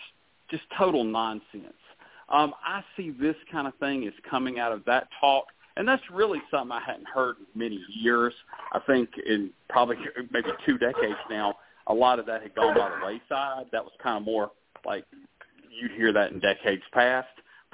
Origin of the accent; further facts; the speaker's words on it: the South, United States; Tim, you were born and raised in the South like I was